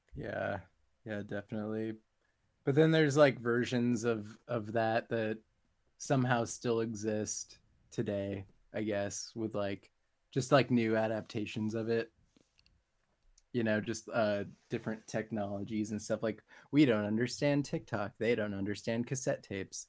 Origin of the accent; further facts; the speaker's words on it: San Diego, California, United States; I grew up in San Diego and currently live here